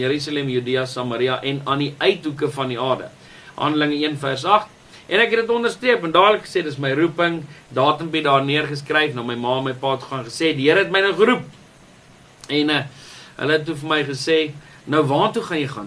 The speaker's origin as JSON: {"language": "Afrikaans", "town": "Welkom", "region": "Free State", "country": "South Africa", "tie": "born or raised there", "said": "Ek is gebore in die Vrystaat in die dorp Welkom"}